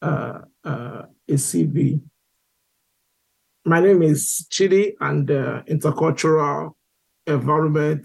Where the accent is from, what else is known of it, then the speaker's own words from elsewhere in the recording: Igboland, Nigeria; moved away as an adult; also born or lived in United Kingdom; now in United States; I come from Igbo. I'm an Igbo guy from Nigeria